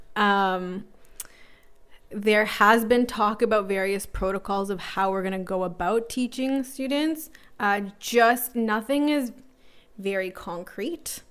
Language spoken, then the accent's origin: English; Toronto, Ontario, Canada; born and raised in North York